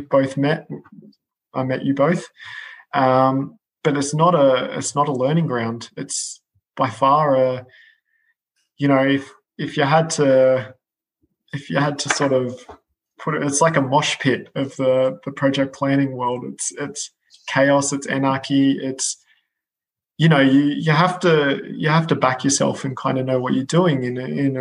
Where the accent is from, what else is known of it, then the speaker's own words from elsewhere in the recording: Australia; moved away as an adult; now in United Kingdom; as an Aussie moving over to the UK